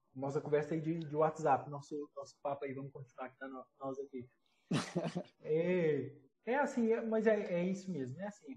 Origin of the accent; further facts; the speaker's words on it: Minas Gerais, Brazil; now in Fortaleza, Brazil; seja morando aqui em Fortaleza, seja morando em Minas Gerais, eu sou de Minas